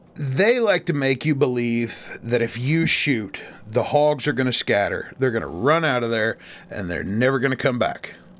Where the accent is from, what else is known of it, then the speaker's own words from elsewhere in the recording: Missouri, United States; my home state of Missouri